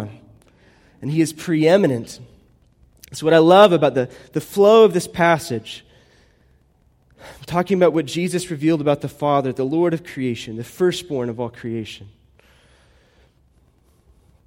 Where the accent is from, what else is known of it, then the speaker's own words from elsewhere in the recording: United States; I'm American